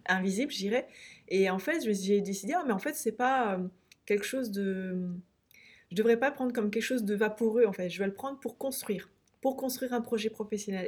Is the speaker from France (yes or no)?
yes; France; moved away as an adult; also born or lived in Pyrenees; Paris, Orléans, là où j'ai grandi et, été étudiante